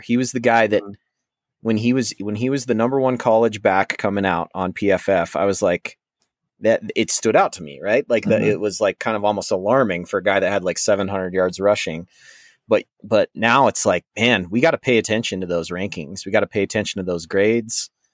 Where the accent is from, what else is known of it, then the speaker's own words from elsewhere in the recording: Colorado, United States; my whole family's from Minnesota originally, um, before I was born in Colorado